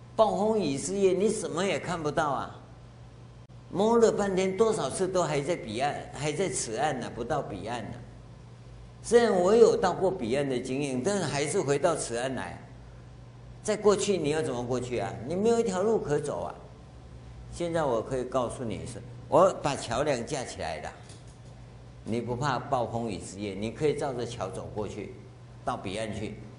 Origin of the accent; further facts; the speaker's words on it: Taiwan; 我跟各位一样，我们都在台湾这个社会长大